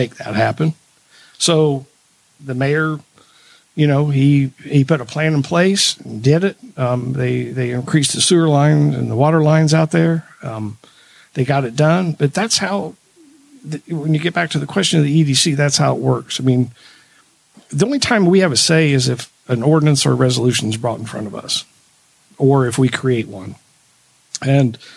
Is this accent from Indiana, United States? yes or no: yes; Anderson, Indiana, United States; I have lived in my ward for my whole life. I grew up on Rex Court, which is in Ward 5